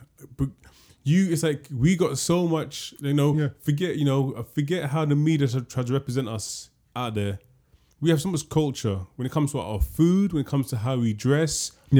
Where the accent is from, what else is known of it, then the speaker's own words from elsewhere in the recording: London, United Kingdom; We grew up in London.